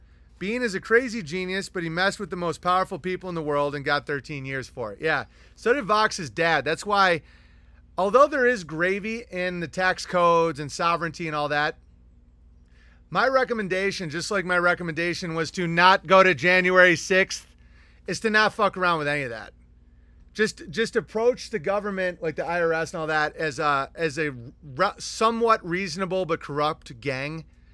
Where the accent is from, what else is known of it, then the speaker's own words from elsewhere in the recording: Pennsylvania, United States; now in Elkton, United States; At the moment, I am from Amish country, Pennsylvania. Right now, I'm in Elkton Federal Prison in Ohio.